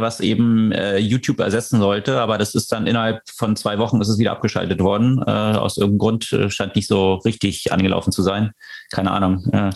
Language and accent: German; Switzerland; ich als Schweizer Staatsbürger und äh, Schutzraum, Schutzraumverantwortlicher in der Schweiz